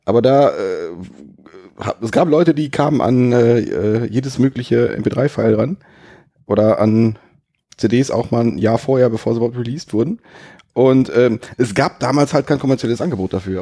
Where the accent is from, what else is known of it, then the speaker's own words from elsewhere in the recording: Germany; from, from the Germany